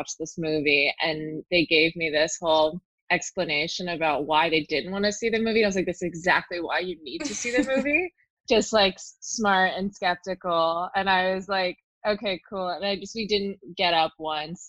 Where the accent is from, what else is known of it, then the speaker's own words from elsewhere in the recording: New York City, New York, United States; I grew up in New York City in Lower Manhattan